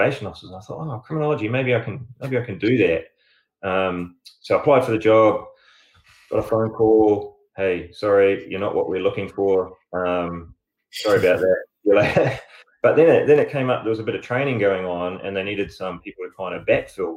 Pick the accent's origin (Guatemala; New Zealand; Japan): New Zealand; Upper Hutt, Wellington; moved away as an adult; also born or lived in Auckland / Christchurch; I'm from Orongamai or Upper Hutt, as it's commonly known.